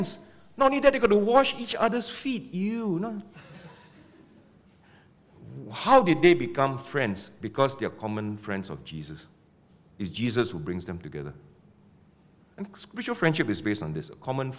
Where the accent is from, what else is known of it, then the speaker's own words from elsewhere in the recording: Penang, Malaysia; now in Singapore; I come from Penang.